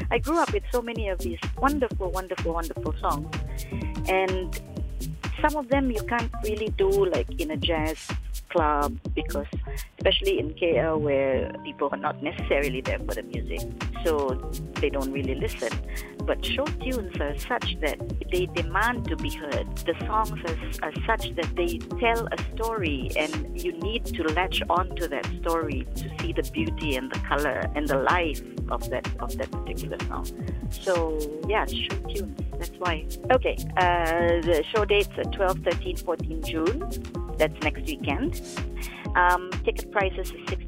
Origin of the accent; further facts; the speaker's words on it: Philippines; I grew up in the Philippines